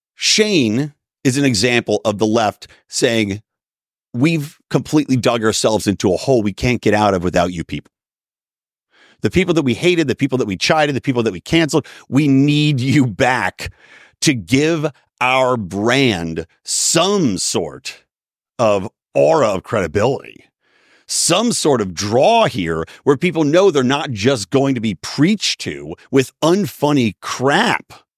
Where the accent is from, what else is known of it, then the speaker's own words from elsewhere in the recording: Philadelphia, Pennsylvania, United States; moved away; also born or lived in San Diego; growing up in the Philly area myself